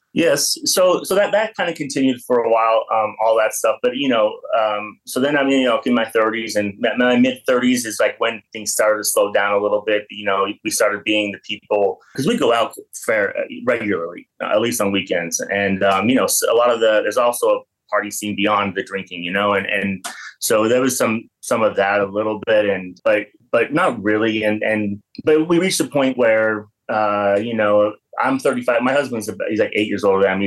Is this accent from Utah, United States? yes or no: yes; Payson, Utah, United States; moved away as an adult; now in Fort Lauderdale, United States; I was born and raised in a small town about an hour south of Salt Lake City, um, town called Payson, Utah